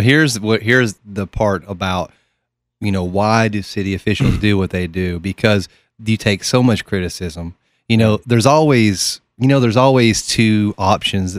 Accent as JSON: {"language": "English", "town": "Oak Ridge", "region": "Tennessee", "country": "United States", "said": "I'm from Oak Ridge, Tennessee"}